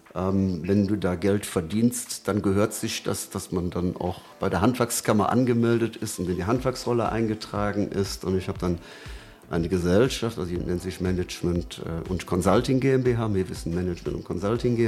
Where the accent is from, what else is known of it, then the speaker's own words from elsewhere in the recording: Brühl, North Rhine-Westphalia, Germany; moved away as an adult; also born or lived in Hürth / Lechenich; now in Cologne, Germany; ich bin waschechter Brühler, habe in Brühl natürlich dann auch schon viel fotografiert